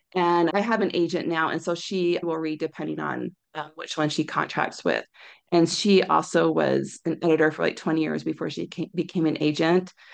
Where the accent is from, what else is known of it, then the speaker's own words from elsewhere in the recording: Orem, Utah, United States; also born or lived in California; I grew up in Orem